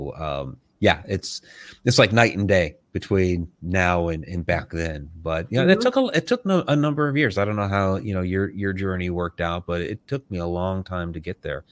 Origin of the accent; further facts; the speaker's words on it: Massachusetts, United States; I was growing up in Massachusetts at the time